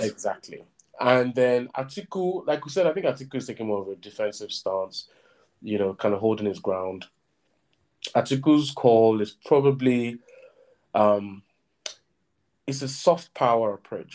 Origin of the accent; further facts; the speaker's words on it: southern Nigeria, Nigeria; me as a Southerner